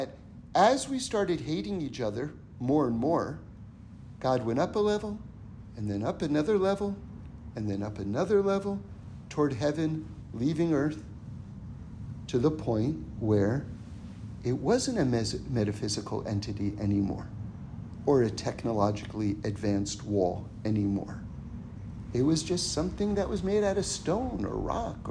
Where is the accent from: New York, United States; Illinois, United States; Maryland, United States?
New York, United States; New York City; Now, I grew up in New York City.